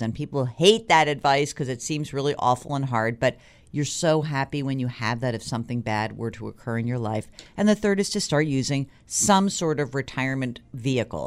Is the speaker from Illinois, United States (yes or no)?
no; New York, United States; as a New Yorker